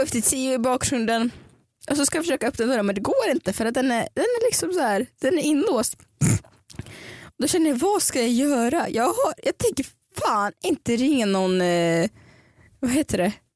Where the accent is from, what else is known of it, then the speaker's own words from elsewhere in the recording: Stockholm, Stockholm County, Sweden; jag var från Stockholm